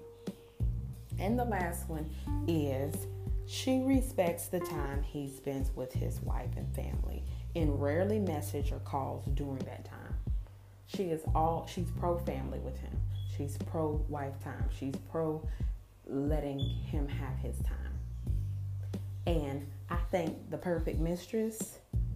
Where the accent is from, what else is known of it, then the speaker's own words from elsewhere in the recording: United States; I am African-American.